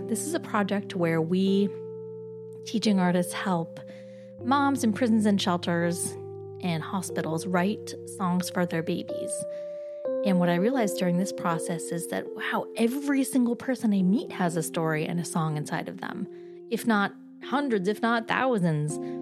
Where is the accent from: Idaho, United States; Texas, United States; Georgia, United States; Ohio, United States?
Idaho, United States; Boise; moved away as an adult; also born or lived in Twin Falls; now in New York City, United States; I was born in Twin Falls and raised in Boise